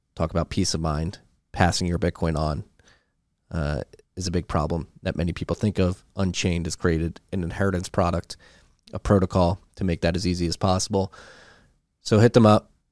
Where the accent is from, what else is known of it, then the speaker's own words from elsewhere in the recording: Philadelphia, Pennsylvania, United States; I'm growing up in Philadelphia, we had Reading Terminal in Philadelphia